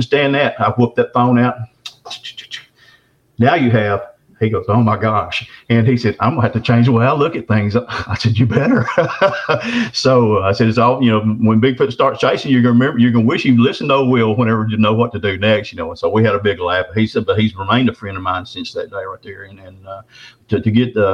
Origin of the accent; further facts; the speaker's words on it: Texarkana, Arkansas, United States; Texarkana, my hometown